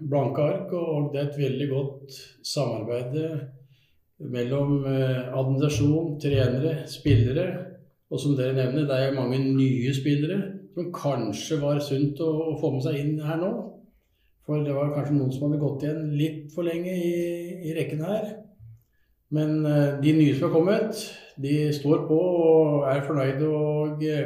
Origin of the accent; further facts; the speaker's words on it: Skien, Telemark, Norway; Da bodde jeg i Skien og Porsgrunn. Jeg er jo fra Skien.